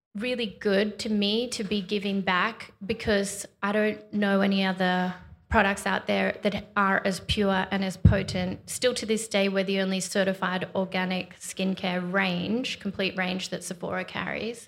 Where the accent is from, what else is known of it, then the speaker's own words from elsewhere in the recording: Australia; growing up in Australia